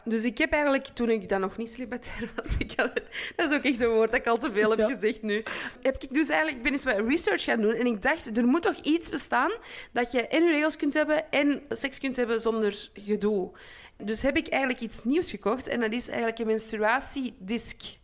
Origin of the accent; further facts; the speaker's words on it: Antwerp, Flanders, Belgium; Waar ik dus vandaan kom